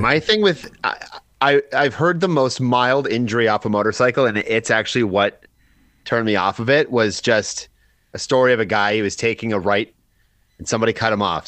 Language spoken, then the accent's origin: English; Chatham, Ontario, Canada; moved away; I've got a couple in Chatham still, so like my hometown